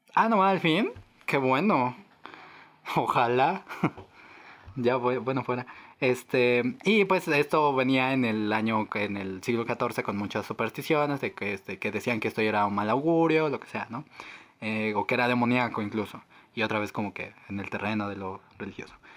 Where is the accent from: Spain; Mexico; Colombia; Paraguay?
Mexico; somos mexicanos